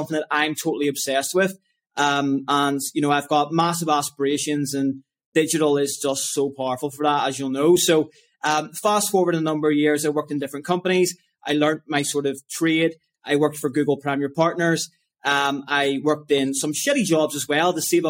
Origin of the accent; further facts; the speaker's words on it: Lisburn, Northern Ireland, United Kingdom; I grew up in Lisburn, Northern Ireland